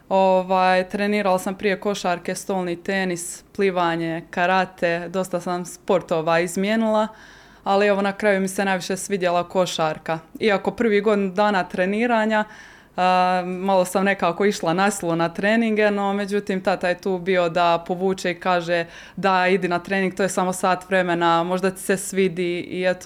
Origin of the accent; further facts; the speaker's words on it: Croatia; moved away; Da, ja sam e, evo iz Hrvatske prvo otišla, e, moja prva, moje prvo iskustvo vani bilo je e, u Italiji Vicenci